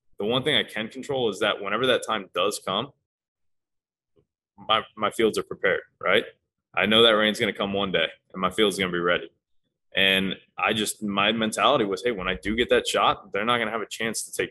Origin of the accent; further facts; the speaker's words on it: Fort Myers, Florida, United States; I'm from Fort Myers